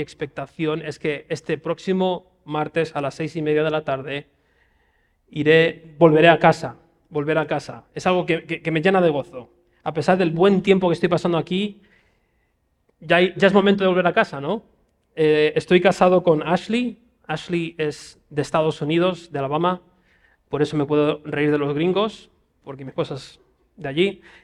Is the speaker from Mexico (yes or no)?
no; Spain; voy allí como español